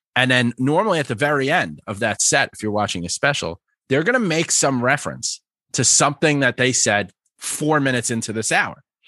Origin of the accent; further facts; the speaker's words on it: New York, United States; also born or lived in Philadelphia; born and raised in New York, spent a lot of time in Philly, very northeast